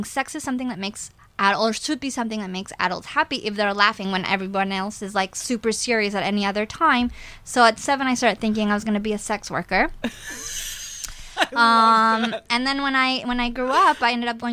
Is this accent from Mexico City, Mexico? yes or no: yes; Mexico City, Mexico; moved away; I was born and raised in Mexico